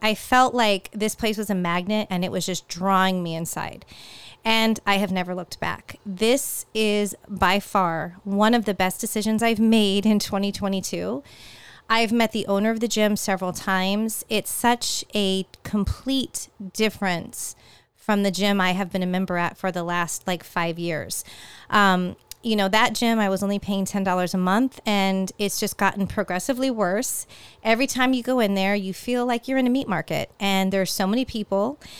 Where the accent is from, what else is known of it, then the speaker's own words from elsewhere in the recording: California, United States; now in Florida, United States; growing up in California, the weather really took a change in, in October